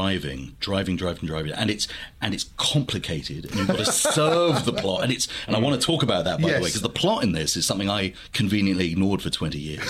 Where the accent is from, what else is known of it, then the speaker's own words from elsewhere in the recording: United Kingdom; I think there's a very particular experience of watching Midnight Run as a British person, because we don't do bail or bail bond